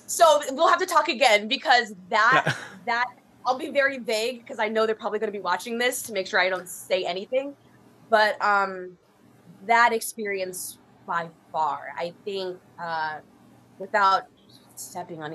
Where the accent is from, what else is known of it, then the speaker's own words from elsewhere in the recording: Florida, United States; I'm originally from Florida